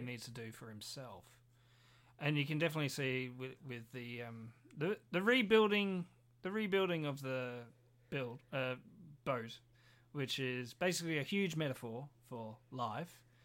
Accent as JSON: {"language": "English", "country": "Australia", "said": "we are Australian"}